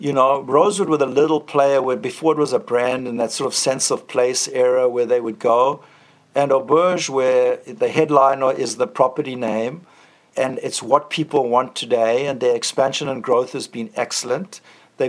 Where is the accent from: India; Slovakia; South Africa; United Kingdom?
South Africa; moved away as an adult; also born or lived in Boston / St. Louis / San Francisco / Hawaii; now in Sumba, Indonesia; I grew up in South Africa, and I had a wonderful upbringing